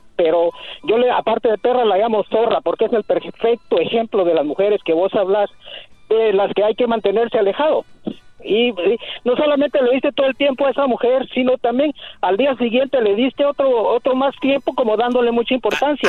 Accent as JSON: {"language": "Spanish", "country": "Costa Rica", "said": "Yo soy de Costa Rica"}